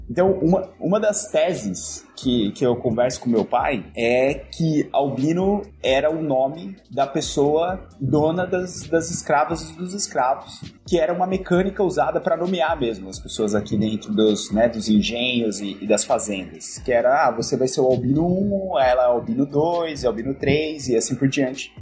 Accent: Bauru, São Paulo, Brazil; moved away as an adult; eu sou natural do interior de São Paulo, sou lá da cidade de Bauru

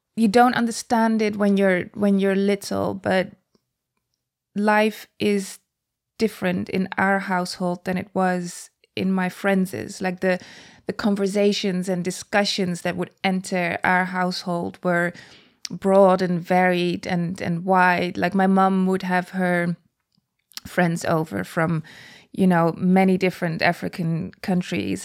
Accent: Netherlands; moved away; I was born and raised in the Netherlands

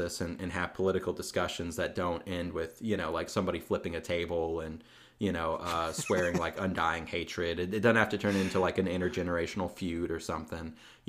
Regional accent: the South, United States; I'm from the South, so...

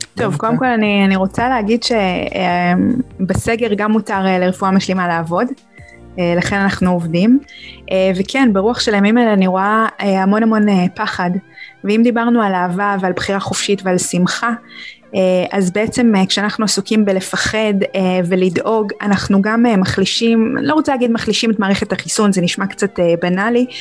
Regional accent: Israel; שאנחנו צורכים כישראלים

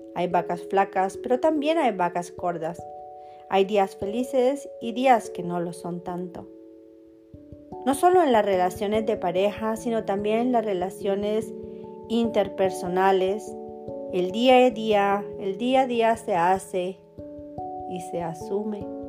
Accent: Colombia; moved away; also born or lived in Germany; Me casé dos veces, una vez en mi país Colombia

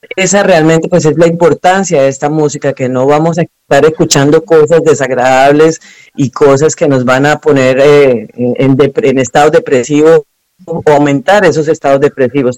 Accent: Cúcuta, Norte de Santander, Colombia; moved away; also born or lived in Venezuela; Yo soy de Colombia, de una parte que es en la frontera con Venezuela, se llama Cúcuta

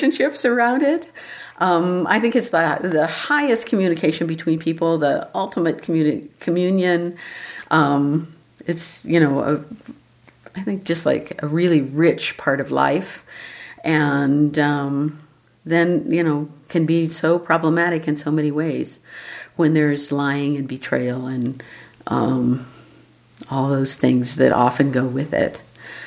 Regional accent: Los Angeles, California, United States; moved away as an adult; now in New Mexico, United States; I was born in Los Angeles, lived in Los Angeles, love it there

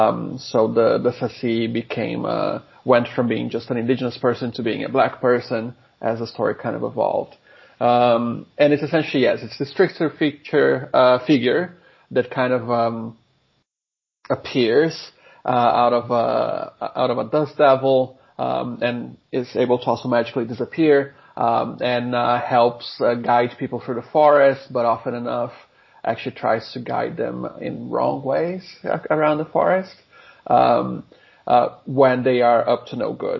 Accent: Brazil; moved away as an adult; now in Sydney, Australia; I am originally from Brazil, but I have been here at UNSW for just under 10 years now

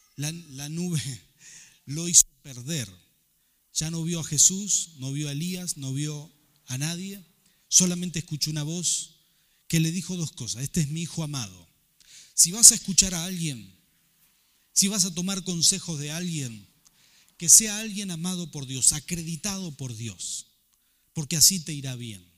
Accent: Rafaela, Santa Fe, Argentina; moved away as an adult; also born or lived in Buenos Aires; salí de Rafael, acostumbrado a hacer todo según los valores con los que me había criado

